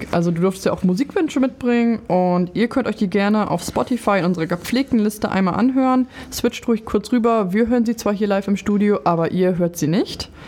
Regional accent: Lower Saxony, Germany; So, ich komme aus Niedersachsen, wie ich bereits erwähnt hatte

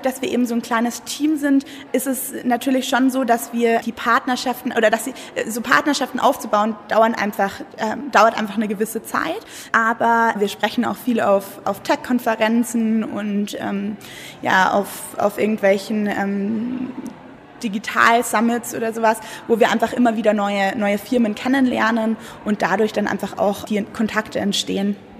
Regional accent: Munich, Bavaria, Germany; moved away as an adult; also born or lived in Berlin; ich komme ursprünglich aus München

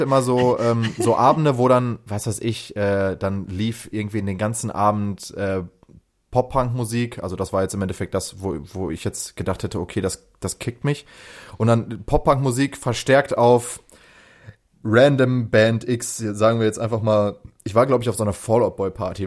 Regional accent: Lünen, North Rhine-Westphalia, Germany; ich schließe damit alle Brambaueraner

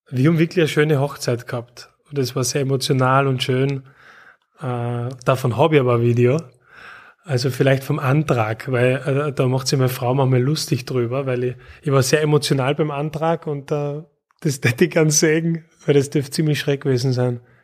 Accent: Graz, Styria, Austria; Ich bin in Graz aufgewachsen.

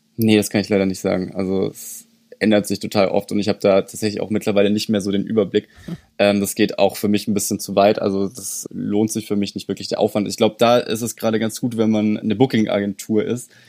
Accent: Germany; bei uns in Deutschland

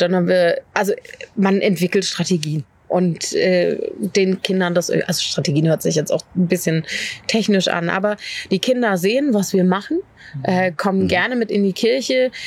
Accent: Berlin, Germany; moved away as an adult; now in Dorfmark, Germany; Ich bin in Berlin groß geworden

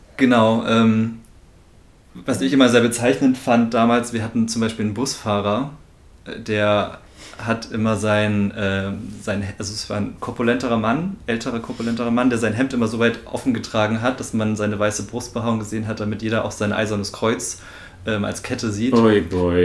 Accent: near Naumburg an der Saale, Saxony-Anhalt, Germany; der Nähe von Naumburg an der Saale

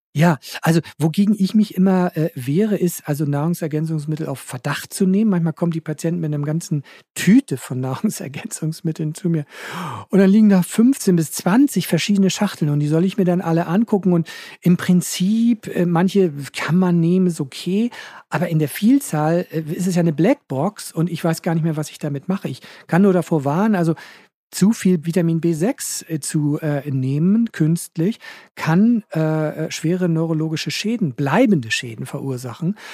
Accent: Hamburg, Germany; Bei uns in Hamburg

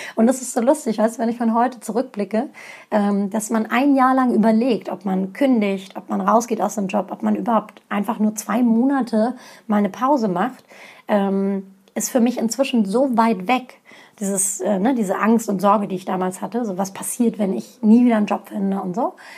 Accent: Hanover, Lower Saxony, Germany; first language Turkish; ich bin in Hannover geboren, in Hannover aufgewachsen

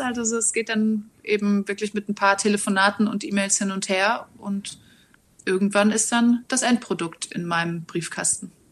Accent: Reutlingen, Baden-Württemberg, Germany; also born or lived in Hamburg; now in Berlin, Germany; Also ich komme eigentlich aus Reutlingen, das ist im schönen Schwaberländle.

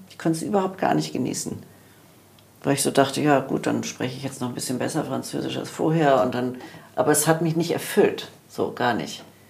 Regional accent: Germany; wir als Deutsche

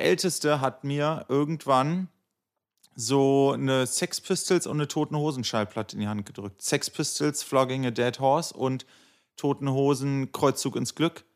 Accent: Göttingen, Lower Saxony, Germany; moved away as an adult; now in Berlin, Germany; alles Göttinger gewesen und dann nach dem Abi alle geschlossen nach Berlin gezogen.

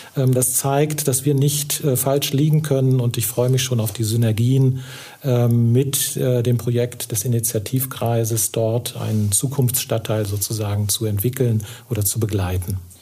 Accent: near Kassel, Hesse, Germany; moved away as an adult; also born or lived in Oldenburg / Arnsberg; now in Ruhr area, Germany; ich komme eigentlich aus der Nähe von Kassel

